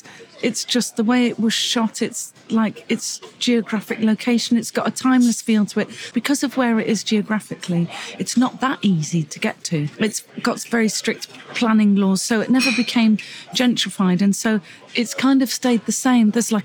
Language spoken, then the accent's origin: English; Gloucester, South West England, United Kingdom; I was born in Gloucester.